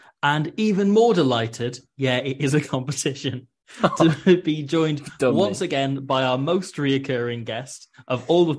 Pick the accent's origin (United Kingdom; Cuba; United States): United Kingdom; Nottingham, East Midlands; they asked me whereabouts I was from in the UK. And when I said Nottingham